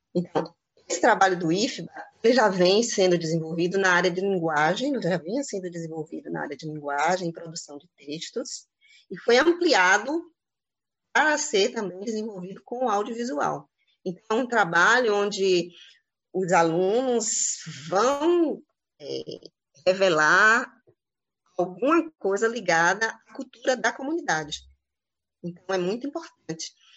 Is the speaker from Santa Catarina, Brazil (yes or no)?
no; Santo Antônio de Jesus, Bahia, Brazil; Sou de Santo Antônio de Jesus